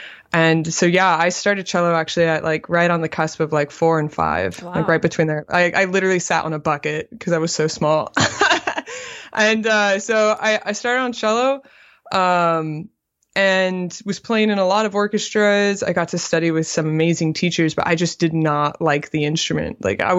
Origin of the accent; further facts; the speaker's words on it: Arizona, United States; And for some reason, my middle school thought I was this bass player from Texas. I was not. I was a cellist from Arizona